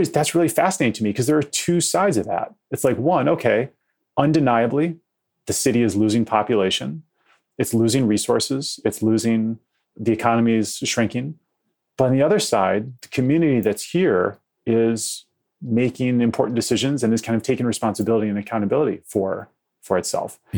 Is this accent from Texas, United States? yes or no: no; Detroit, Michigan, United States; We grew up in the city, and my parents are dyed in the wool Kennedy Democrats